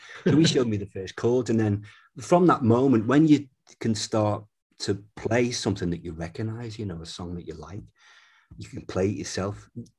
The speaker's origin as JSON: {"language": "English", "town": "Bootle", "region": "North West England", "country": "United Kingdom", "accent": "Bootle", "said": "I ended up not talking with my real Bootle accent, but just slowing it down a little. So God knows what it is now, somewhere in the middle of it."}